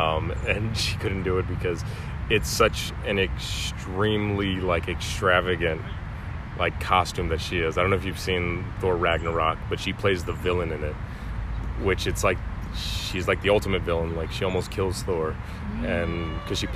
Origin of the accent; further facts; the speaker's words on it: Mesa, Arizona, United States; I grew up in Phoenix. I grew up in Mesa, Arizona